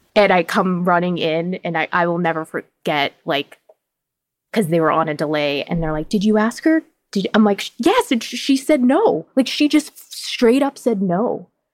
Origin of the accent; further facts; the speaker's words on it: Boston, Massachusetts, United States; I pronounce words weird 'cause I'm from Boston